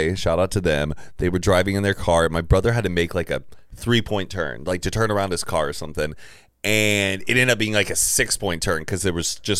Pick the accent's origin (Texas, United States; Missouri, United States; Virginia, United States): Texas, United States; Dallas